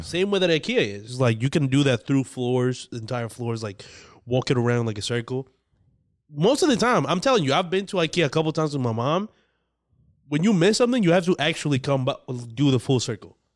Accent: Dominican Republic; moved away; When I was growing up in the Dominican Republic

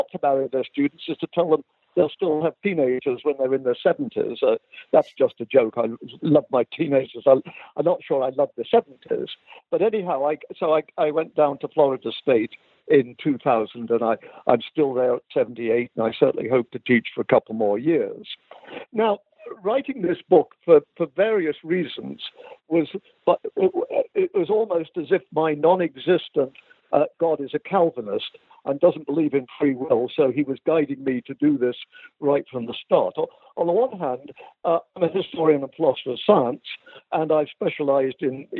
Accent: England, United Kingdom; moved away as an adult; also born or lived in Canada; And I stayed in England, or I grew up in England, went to boarding school in England and to university. And then at the age of 22, I got an offer of a scholarship to a university in Canada, McMaster University, and I ended up staying in Canada until 2000.

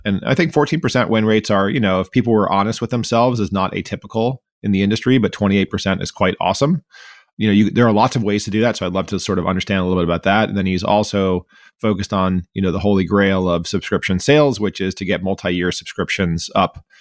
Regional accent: Miami, Florida, United States; I grew up in Miami, Florida

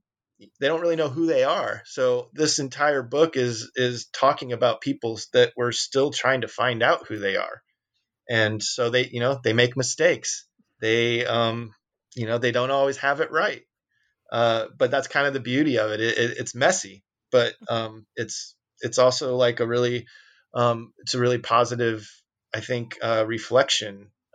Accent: Peoria, Illinois, United States; But of course, you know, we came from Peoria and, you know, I think talking about the missed opportunities and the lack of infrastructure to do what we did, is just as interesting as a thriving scene

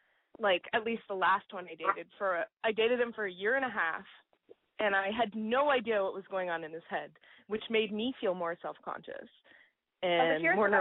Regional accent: Toronto, Ontario, Canada; I'm from Toronto.

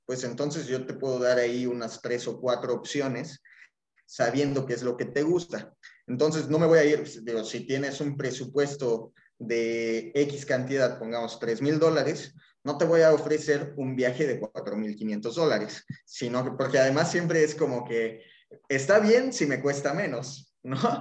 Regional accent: Mexico City, Mexico; moved away as an adult; now in Cancún, Mexico; soy mexicano, soy originario chilango, pero llevo ya 12 años viviendo en Cancún

